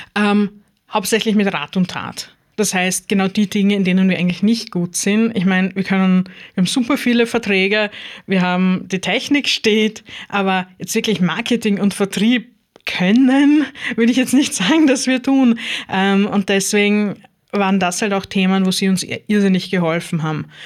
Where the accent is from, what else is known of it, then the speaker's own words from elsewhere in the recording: Styria, Austria; now in Lower Austria, Austria; ich gebürtige Steirerin bin